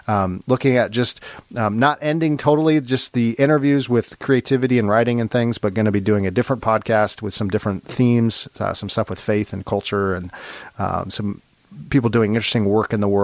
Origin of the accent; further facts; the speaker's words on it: Long Beach, California, United States; I grew up in Long Beach.